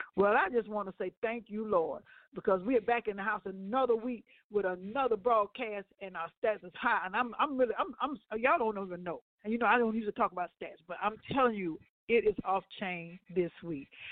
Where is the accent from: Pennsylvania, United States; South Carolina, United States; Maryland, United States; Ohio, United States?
Ohio, United States; I'm from Ohio.